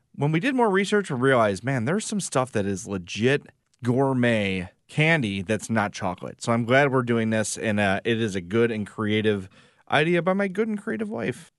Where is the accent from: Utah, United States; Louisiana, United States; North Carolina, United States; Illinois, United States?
Illinois, United States; Homewood; my hometown of Homewood